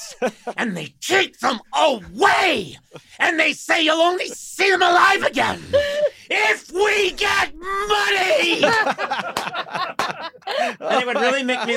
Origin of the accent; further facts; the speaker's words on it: Brookline, Massachusetts, United States; I grew up in Brookline